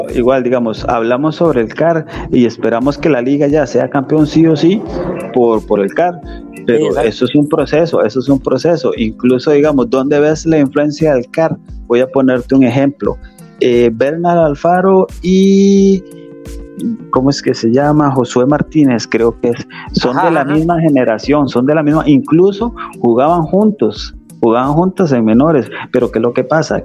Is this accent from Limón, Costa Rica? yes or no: yes; Limón, Costa Rica; soy del, área de Limón